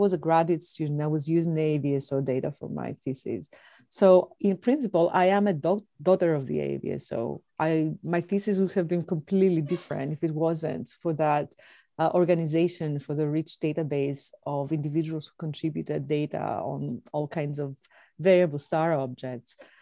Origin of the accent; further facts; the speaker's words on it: Athens, Attica, Greece; moved away as an adult; also born or lived in Indiana, United States; now in United States; I was born and raised in Athens, Greece